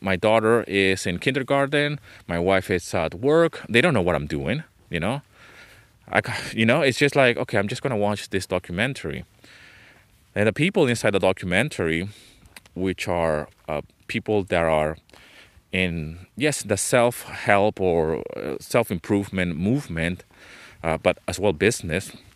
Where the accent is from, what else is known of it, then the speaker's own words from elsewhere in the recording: Venezuela; moved away as an adult; also born or lived in London, England; I was born in London, England. Okay, but I grew up in Venezuela